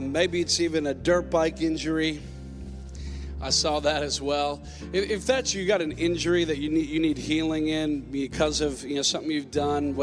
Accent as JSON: {"language": "English", "region": "Minnesota", "country": "United States", "moved": "yes", "said": "I'm originally from Minnesota"}